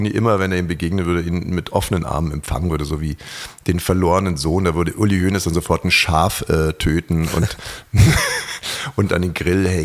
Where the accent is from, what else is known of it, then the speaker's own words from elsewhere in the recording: Greifswald, Mecklenburg-Vorpommern, Germany; Greifswald sind wir geboren.